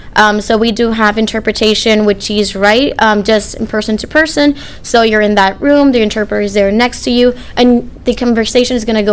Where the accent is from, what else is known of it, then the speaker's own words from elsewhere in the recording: Arecibo, Puerto Rico; moved away as an adult; also born or lived in Florida; now in St. Louis, United States; I'm from Arecibo, Puerto Rico. I moved to St. Louis about almost six years ago